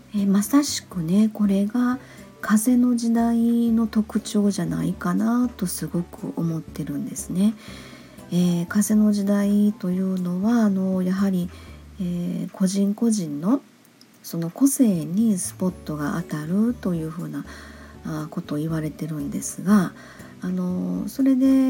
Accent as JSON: {"language": "Japanese", "region": "Kansai", "country": "Japan", "said": "関西人なので"}